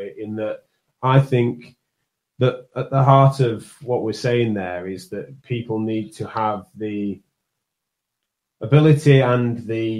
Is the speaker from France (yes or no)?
no; United Kingdom; accent: strong northern; my accent's a strong northern one